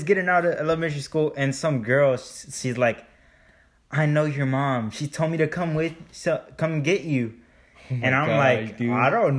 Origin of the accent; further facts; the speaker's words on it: Baytown, Texas, United States; I used to live in Baytown. Back in my home country.